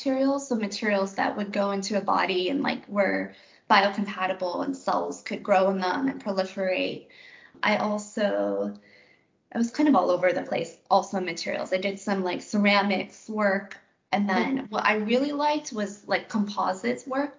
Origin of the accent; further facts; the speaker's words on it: Seattle, Washington, United States; moved away as an adult; also born or lived in Philadelphia; I'm mostly from Seattle, which is a huge aerospace